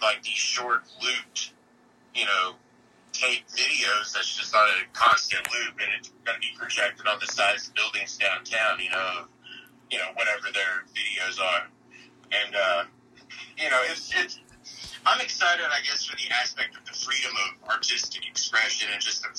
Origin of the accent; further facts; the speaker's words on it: Silver City, Texas, United States; moved away as an adult; now in Austin, United States; I grew up in a town called Silver City, Texas